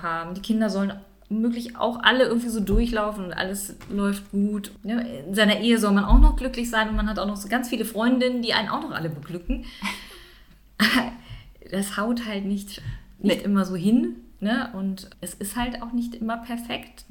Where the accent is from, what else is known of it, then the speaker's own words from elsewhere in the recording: Düsseldorf, North Rhine-Westphalia, Germany; moved away as an adult; now in Siebengebirge, Germany; bin ursprünglich aus Düsseldorf, wohne jetzt aber im schönen, sozusagen Siebengebirge bin ich beheimatet, schon seit gut 20 Jahren